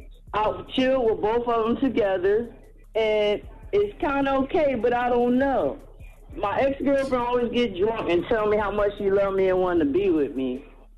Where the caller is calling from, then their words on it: Trenton, New Jersey, United States; This is …. I'm calling from Trenton, New Jersey.